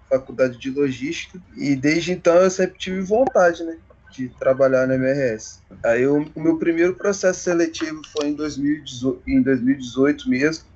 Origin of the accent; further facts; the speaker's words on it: Volta Redonda, Rio de Janeiro, Brazil; para minha para minha cidade mesmo